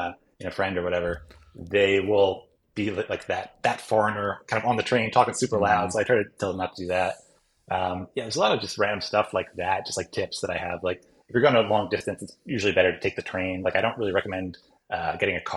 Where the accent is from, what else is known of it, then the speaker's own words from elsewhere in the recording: United States; moved away as an adult; now in Japan; I grew up in the US